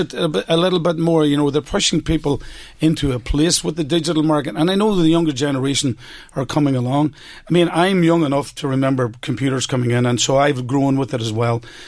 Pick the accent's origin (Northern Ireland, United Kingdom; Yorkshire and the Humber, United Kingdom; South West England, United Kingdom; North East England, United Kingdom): Northern Ireland, United Kingdom; Omagh; my hometown of Omagh